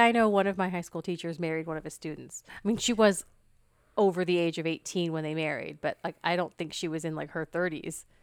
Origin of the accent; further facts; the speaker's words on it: United States; I am American